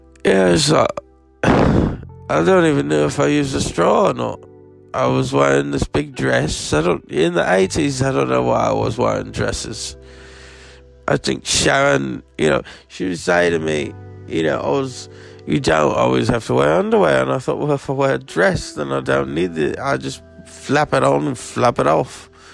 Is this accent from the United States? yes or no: no; Birmingham, West Midlands, United Kingdom; But, you know, when I was growing up in Birmingham, I wanted to be a ….